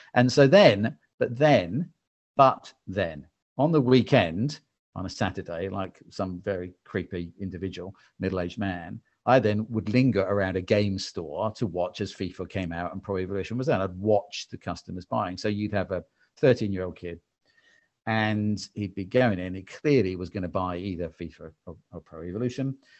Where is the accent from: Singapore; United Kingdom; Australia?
United Kingdom; England; I'm English-British